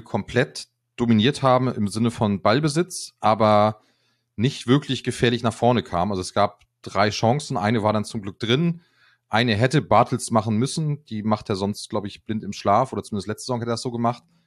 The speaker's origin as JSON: {"language": "German", "town": "Kiel", "region": "Schleswig-Holstein", "country": "Germany", "tie": "born or raised there", "said": "lebe in Kiel, geboren in Kiel"}